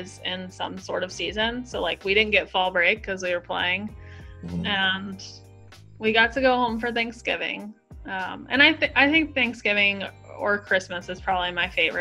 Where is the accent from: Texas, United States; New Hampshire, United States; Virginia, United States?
Virginia, United States; Southwest; moved away as an adult; also born or lived in Riverdale, New York / Wingate, North Carolina; I grew up in Southwest Virginia